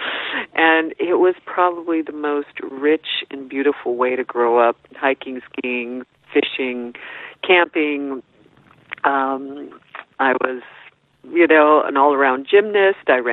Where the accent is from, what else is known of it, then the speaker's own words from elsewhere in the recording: Boulder, Colorado, United States; also born or lived in Rochester, Minnesota; I grew up in Boulder, Colorado